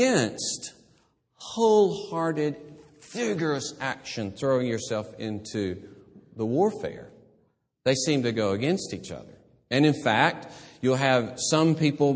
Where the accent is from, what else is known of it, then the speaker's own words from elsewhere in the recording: Gadsden, Alabama, United States; moved away; also born or lived in Columbus, Mississippi; my hometown, Gadsden